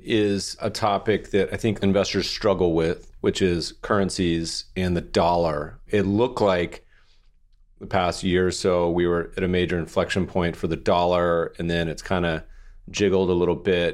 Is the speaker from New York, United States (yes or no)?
no; Colorado, United States; now in California, United States; I grew up in Colorado